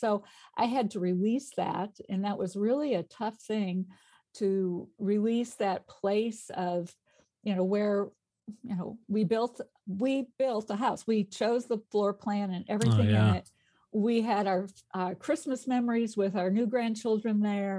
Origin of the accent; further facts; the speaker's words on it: Chicago, Illinois, United States; moved away as an adult; also born or lived in Arkansas; I grew up in Chicago and went to college at Eastern Illinois University